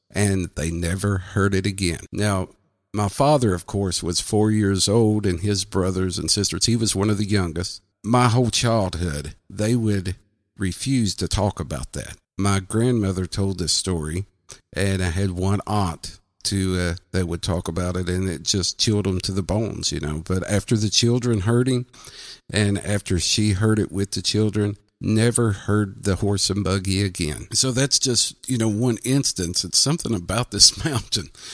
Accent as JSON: {"language": "English", "region": "southwestern Virginia", "country": "United States", "said": "I'm from the southwestern tip of Virginia"}